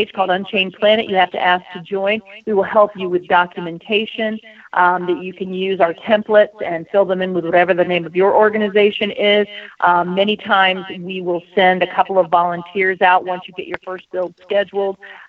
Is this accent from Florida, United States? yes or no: yes; Florida, United States; now in Oregon, United States; I actually am a Florida girl by birth. I was raised in Florida.